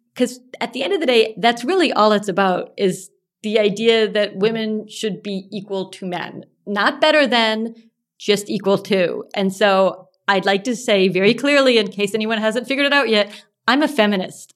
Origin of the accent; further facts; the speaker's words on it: Texas, United States; I do remember being a young girl growing up in Texas